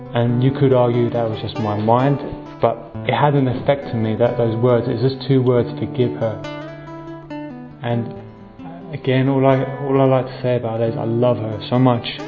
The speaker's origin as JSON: {"language": "English", "region": "England", "country": "United Kingdom", "said": "I come from England"}